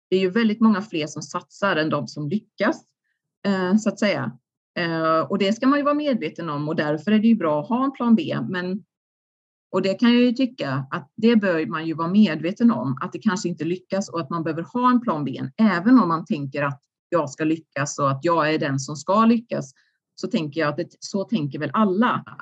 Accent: Sweden; man har ju ändå växt upp i det här systemet. Som svensk idrottare så har man ju fått väldigt mycket av idrotten

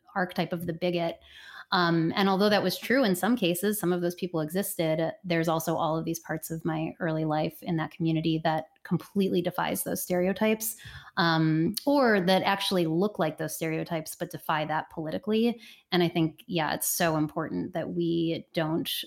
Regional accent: Cleveland, Ohio, United States; moved away as an adult; my life growing up in Cleveland, Ohio

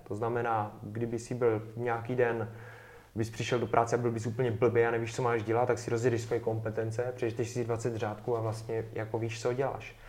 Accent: Czechia; jsme z Česka

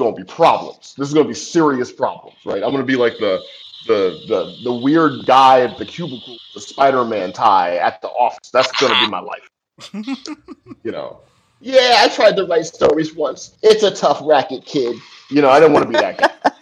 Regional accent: St. Louis, Missouri, United States; moved away as an adult; also born or lived in New York; I'm from St. Louis. Like, you know, I didn't meet a Puerto Rican until I went to NYU

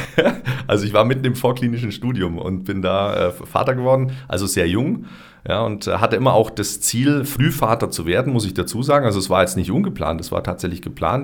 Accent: Augsburg, Bavaria, Germany; moved away as an adult; also born or lived in Hopferau; now in Füssen, Germany; Dann bin ich nochmal zurück in meine Heimatstadt, nach Augsburg

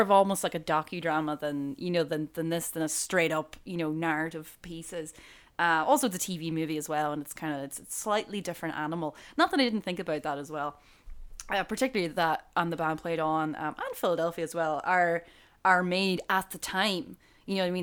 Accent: Buncrana, County Donegal, Ireland; I grew up in Boncrana.

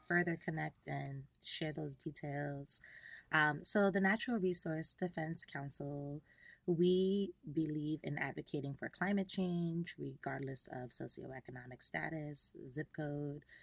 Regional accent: Long Island, New York, United States; I am a New York native, uh, born and raised in Long Island

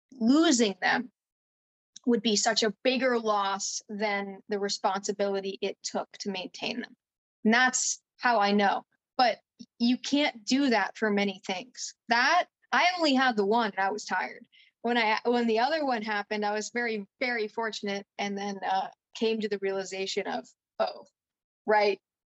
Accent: California, United States; also born or lived in New Jersey; Well, I grew up in, I was born in New Jersey, but then my parents, which is like, oh dear. But then my parents moved, we went to California. We were in the Bay Area too.

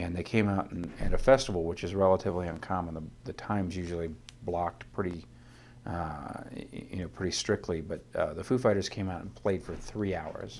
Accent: northern Ohio, United States; I grew up in a tiny little town in northern Ohio, thirteen miles from the Canadian border across Lake Erie.

